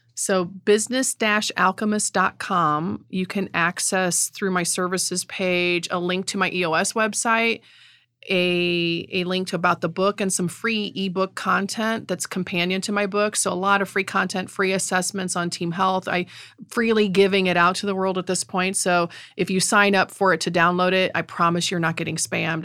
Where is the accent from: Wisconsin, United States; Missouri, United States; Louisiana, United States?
Missouri, United States; Middle; accent: Middle Missouri; South City German accent; also born or lived in St. Louis; Middle Missouri accent